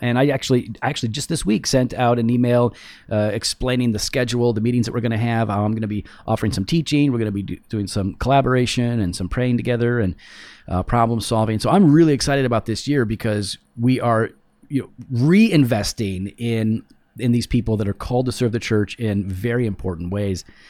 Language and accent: English; United States; I am an American in America